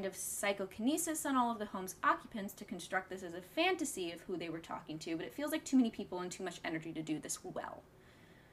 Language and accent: English; Williamsburg, Virginia, United States; growing up in Colonial Williamsburg